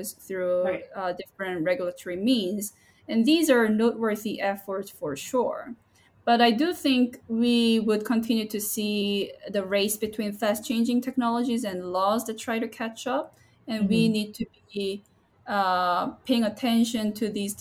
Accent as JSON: {"language": "English", "region": "Seoul", "country": "South Korea", "moved": "yes", "lives_now": "San Diego, United States", "said": "I'm originally from Seoul, South Korea"}